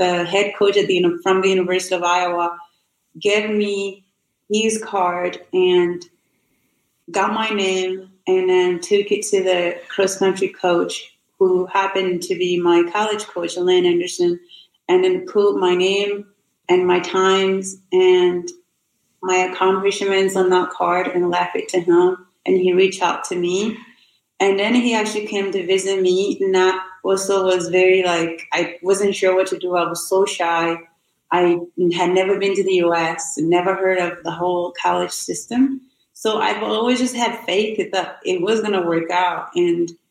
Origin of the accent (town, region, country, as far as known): Burundi; born or raised there; English is a second language; moved away as an adult; now in United States